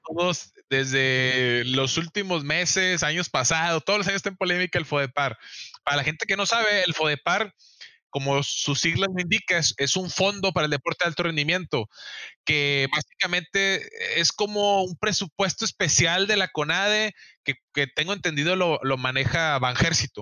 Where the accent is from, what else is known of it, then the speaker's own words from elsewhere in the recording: Mexico; yo tuve la oportunidad de ir como único mexicano